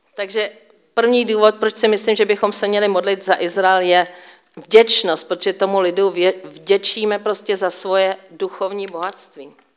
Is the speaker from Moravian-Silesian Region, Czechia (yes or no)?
no; Říčany, Central Bohemian Region, Czechia; moved away as an adult; now in Israel; Jsem Češka, eh, vyrůstala jsem v Říčanech u Prahy